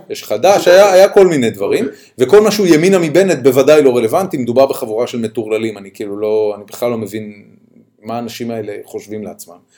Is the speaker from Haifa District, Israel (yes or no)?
yes; Haifa, Haifa District, Israel; אני ואתה גדלנו בחיפה